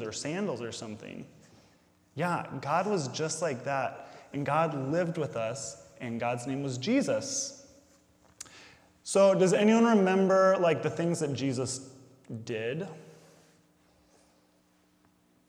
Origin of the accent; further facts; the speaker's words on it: Indiana, United States; I grew up here in Indiana, so there was snow